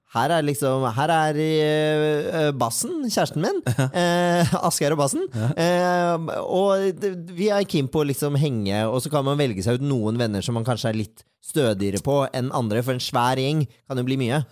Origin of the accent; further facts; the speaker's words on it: Bærum, Akershus, Norway; jeg er jo fra Bærum